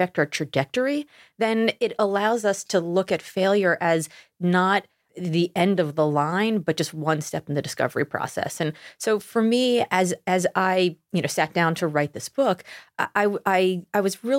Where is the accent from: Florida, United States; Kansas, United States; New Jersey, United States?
Florida, United States; Miami; moved away as an adult; also born or lived in Austin; I grew up in Miami.